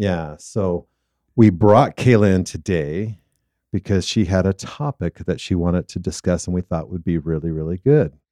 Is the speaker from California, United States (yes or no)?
yes; Southern California, United States; now in Utah, United States; growing up in Southern California, I love two seasons